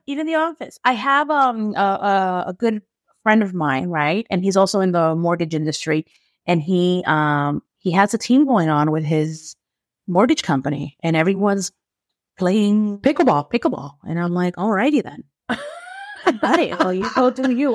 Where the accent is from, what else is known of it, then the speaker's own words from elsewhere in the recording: New York, United States; I'm from New York